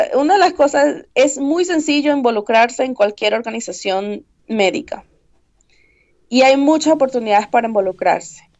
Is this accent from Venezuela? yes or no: yes; Venezuela; moved away as an adult; also born or lived in Midwest, United States; now in United States; los que somos de Venezuela